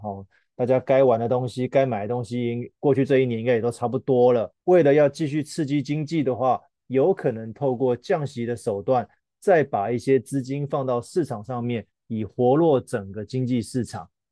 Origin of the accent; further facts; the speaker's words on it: Taiwan; 我们台湾人